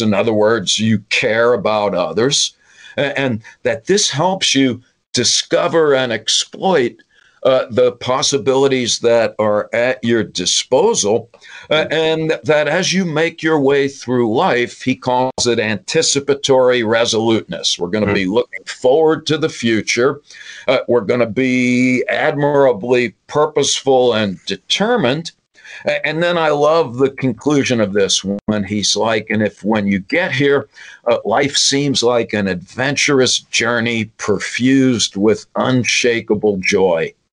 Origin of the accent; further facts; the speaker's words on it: New York, United States; I'm from New York